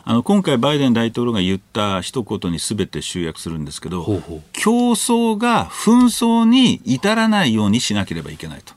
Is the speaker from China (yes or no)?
no; United States; アメリカ人